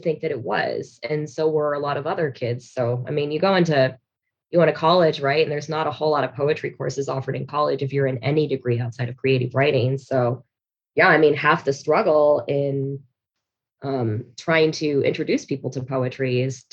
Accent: Reno, Nevada, United States; I'm from Reno, Nevada

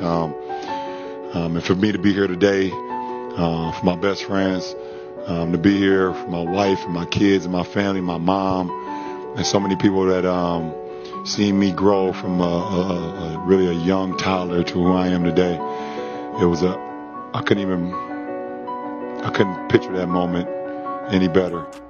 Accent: Akron, Ohio, United States; where I grew up here in Akron, Ohio

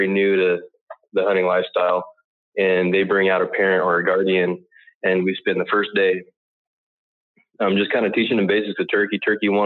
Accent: Colorado, United States; I grew up out in Colorado.

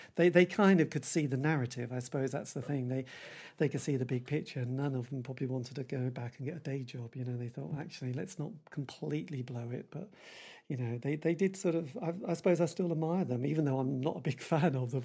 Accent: England, United Kingdom; we are English. You know, English people do like moaning

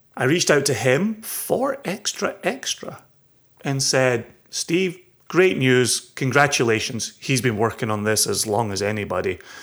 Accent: Scotland, United Kingdom

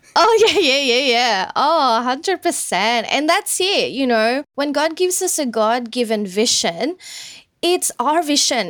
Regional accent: Sydney, New South Wales, Australia; also born or lived in Philippines; we migrated over here in Sydney back when I was ten years old. So went to school here, had high school here. Um, I'm basically an Aussie

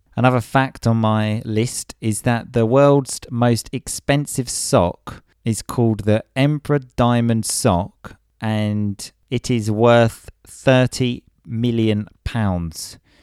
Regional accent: England, United Kingdom; I'm English

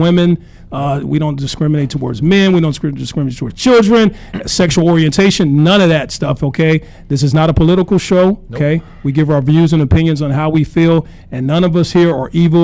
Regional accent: Little Rock, Arkansas, United States; the same place I'm from, a place called Little Rock, Arkansas

